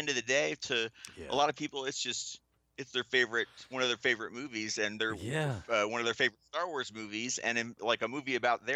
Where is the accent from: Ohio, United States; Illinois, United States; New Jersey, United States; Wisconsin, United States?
Ohio, United States; my hometown